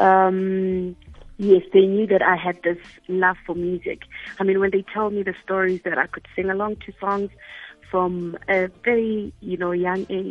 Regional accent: Mahikeng, North West, South Africa; i'm from Mafikeng

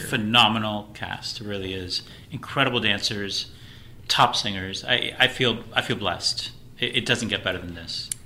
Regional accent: Miami, Florida, United States; also born or lived in Puerto Rico; Um, I grew up in Florida. Um, I'm from Miami

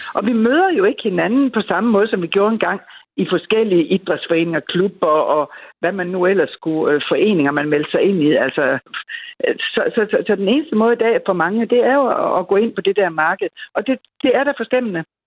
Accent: Denmark

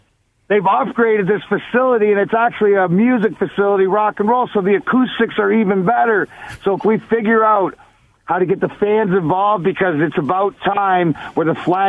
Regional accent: Leamington, Ontario, Canada; I'm the kid from Leamington, Ontario. Everybody knows, like, give or take 10 minutes for the border. On the Canadian side, Joe Louis Arena was 40 minutes from my house. So I grew up over here, right?

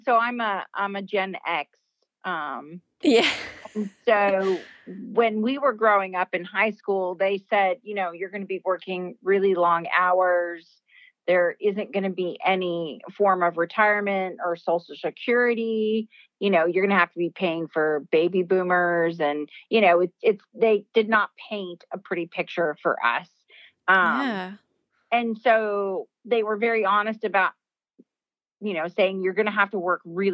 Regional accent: California, United States; I grew up in California

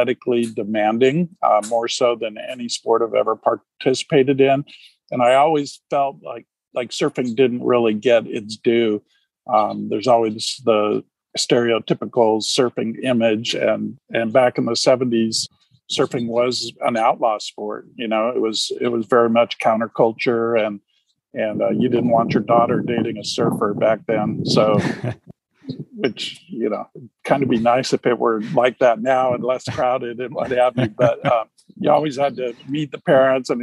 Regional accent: Huntington Beach, California, United States; I grew up in Huntington Beach, California

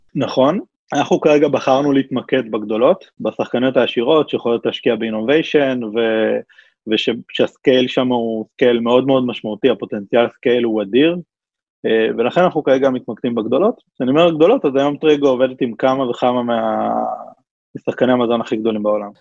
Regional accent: Israel; אנחנו ישראלים

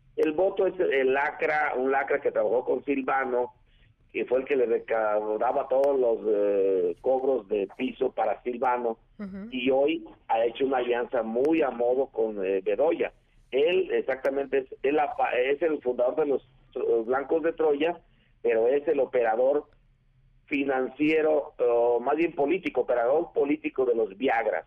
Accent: Mexico; Yo como mexicano

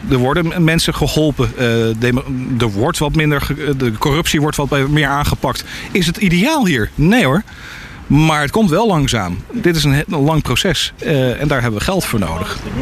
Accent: Netherlands; moved away; Ik ben een Nederlander

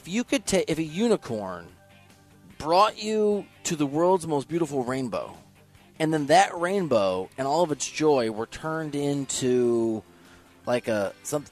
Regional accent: Iowa, United States; I'm from Iowa

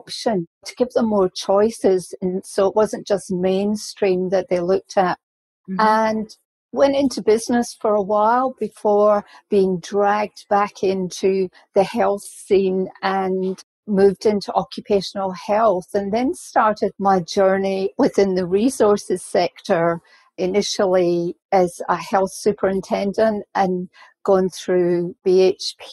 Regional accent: Scotland, United Kingdom; moved away; my career started off as a registered nurse back in Scotland because I'm Scottish

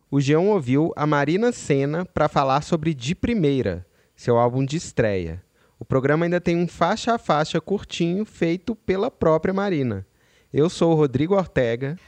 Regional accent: Belo Horizonte, Minas Gerais, Brazil; lá em BH de onde eu sou

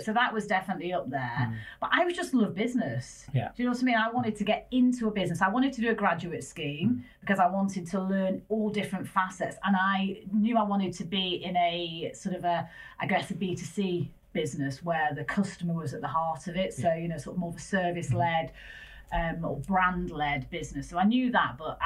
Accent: Manchester, North West England, United Kingdom; accent: Northern; moved away; Northerner. Dulcet tones of Northerness in it. So I grew up in Manchester

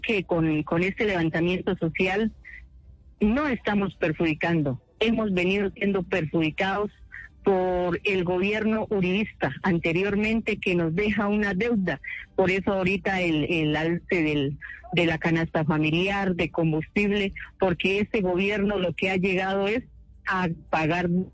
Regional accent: Colombia; nosotros como pueblo colombiano

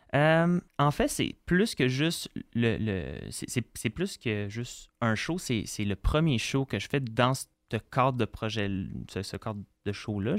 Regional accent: Montreal, Quebec, Canada; born or raised there

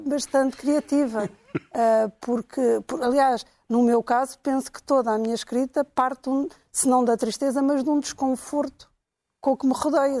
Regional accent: Angola; moved away; eu cresci em Angola

